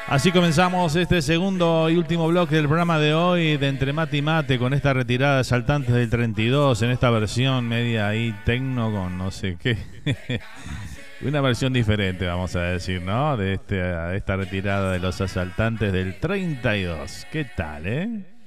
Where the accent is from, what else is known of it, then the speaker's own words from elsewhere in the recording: Uruguay; now in Miami, United States; Salimos del Uruguay y, y todo comparamos con, nuestro país